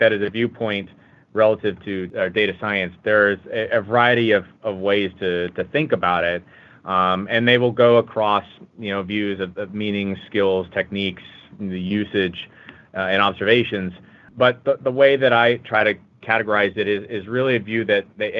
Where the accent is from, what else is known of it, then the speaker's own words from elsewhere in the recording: West Coast, United States; moved away as an adult; now in Chicago, United States; I hail from the West Coast, but have been part of the Chicago Midwest team for the better part of the year here.